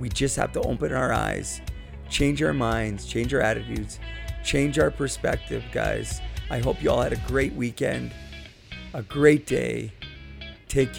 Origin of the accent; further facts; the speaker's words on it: Port Coquitlam, British Columbia, Canada; Port Coquitlam, British Columbia, my hometown